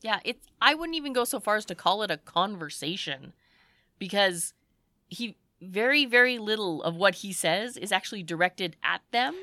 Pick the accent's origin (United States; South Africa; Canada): Canada; we're Canadian